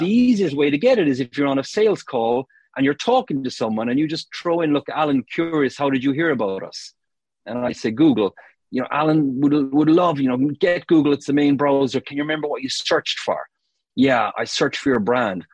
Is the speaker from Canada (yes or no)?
no; Cork, Munster, Ireland; moved away as an adult; now in United Kingdom; I'm from Cork in Ireland originally